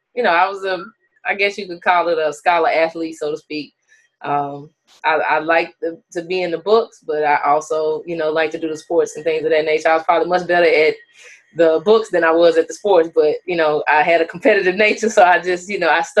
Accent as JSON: {"language": "English", "town": "Natchez", "region": "Mississippi", "country": "United States", "tie": "born or raised there", "said": "I was born and raised in Natchez, Mississippi."}